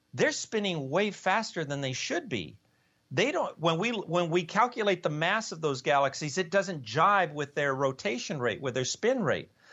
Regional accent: Los Angeles, California, United States; moved away as an adult; also born or lived in Ithaca, New York / Cambridge, Massachusetts; I was born in East LA, so that was kind of on the wrong side of the tracks

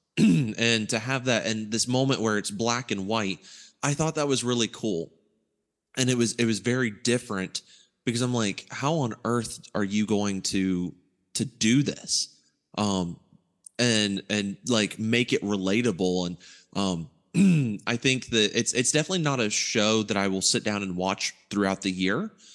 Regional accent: Ohio, United States; growing up in Ohio

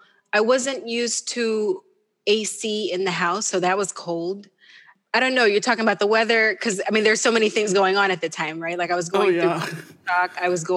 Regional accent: Wichita, Kansas, United States; Yeah. But then I think when you have a military base, you're bound to have Filipinos, Filipino wives there, you know? So we had a community, and then that was what I was around

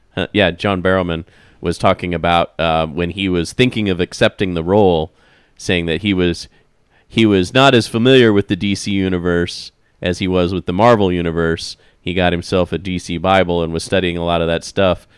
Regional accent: Midwest, United States; growing up in the Midwest

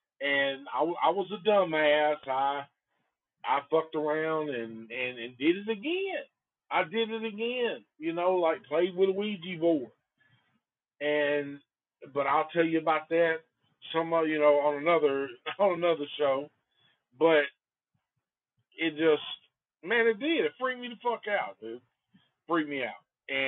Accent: Antioch, California, United States; We just knew that we grew up in Antioch, and it was definitely a possibility for a chick to get murdered.

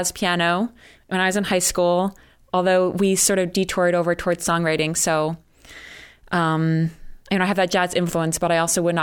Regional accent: New Jersey, United States; moved away as an adult; also born or lived in Connecticut; now in Boston, United States; I'm from New Jersey, which I know people have mixed feelings about the state. I'm from a very rural and wooded area of New Jersey

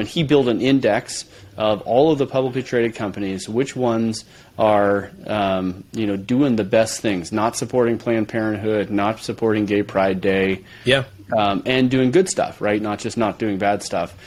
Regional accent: San Francisco Bay Area, California, United States; moved away as an adult; now in Moscow, Idaho, United States; I grew up in San Francisco Bay Area

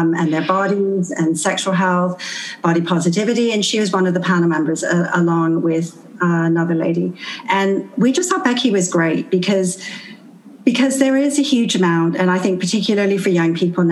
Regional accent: Canada; moved away; I'm actually from Canada

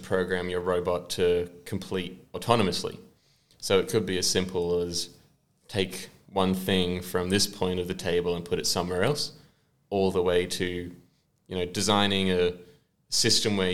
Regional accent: Sunshine Coast, Queensland, Australia; I'm from the Sunshine Coast.

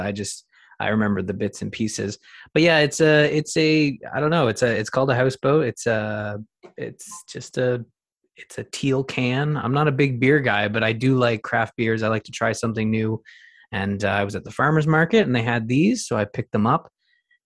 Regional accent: Canada

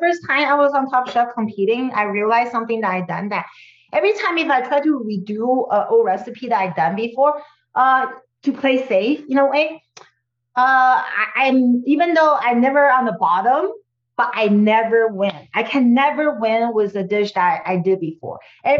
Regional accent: California, United States; because I came from the Silicon Valley

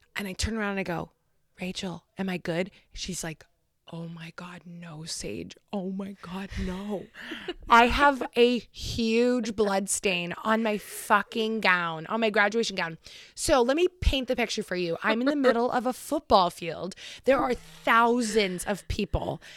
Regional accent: Concord, New Hampshire, United States; I'm graduating from Concord High, also known as the Crimson Tide

